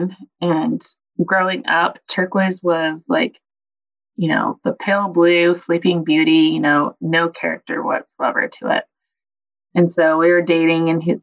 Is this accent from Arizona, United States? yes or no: yes; Arizona, United States; now in Nevada, United States; I was born and raised in Arizona